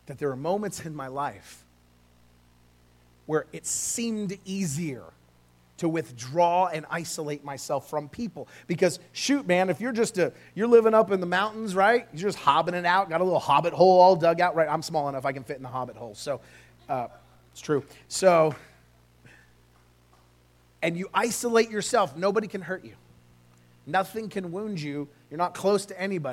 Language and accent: English; California, United States; now in Oklahoma, United States; I grew up in California. I moved here